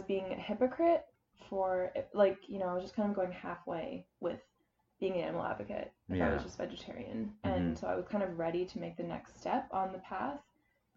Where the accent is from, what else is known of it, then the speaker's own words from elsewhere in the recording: Charlottetown, Prince Edward Island, Canada; I was born in Charlottetown, Prince Edward Island, born and raised.